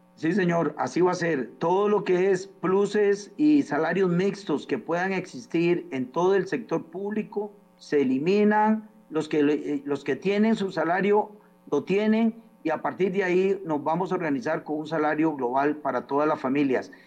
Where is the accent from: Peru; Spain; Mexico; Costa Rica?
Costa Rica